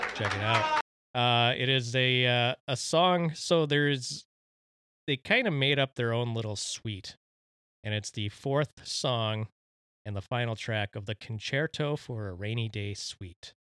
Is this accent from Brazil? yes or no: no; Mexico; my home country, the Mexicans.